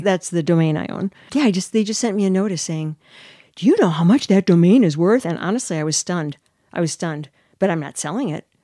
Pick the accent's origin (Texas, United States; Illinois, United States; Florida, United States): Illinois, United States; Chicago